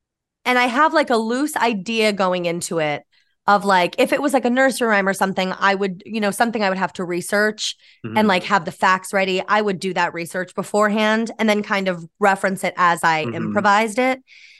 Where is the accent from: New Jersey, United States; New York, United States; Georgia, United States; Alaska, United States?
New York, United States; moved away as an adult; now in New York City, United States; Yeah, I'm from New York. Yeah. Born and raised upstate New York near Albany. And then, I moved down to the city, you know, to be an actor and do all that.